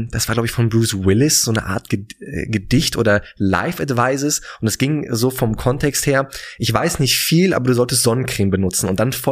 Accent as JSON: {"language": "German", "region": "Berlin", "country": "Germany", "tie": "born or raised there", "said": "auch wenn ich gebürtiger Berliner"}